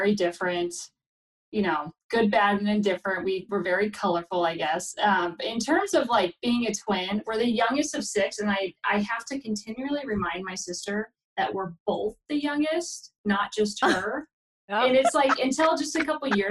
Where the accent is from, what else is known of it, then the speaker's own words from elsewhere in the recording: Redding, California, United States; moved away as an adult; now in Portland, United States; I'm from, like, Northern California, Redding